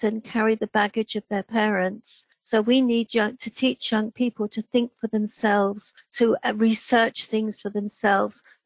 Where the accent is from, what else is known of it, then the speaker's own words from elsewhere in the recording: England, United Kingdom; now in Wales, United Kingdom; I reside in Wales, except I'm English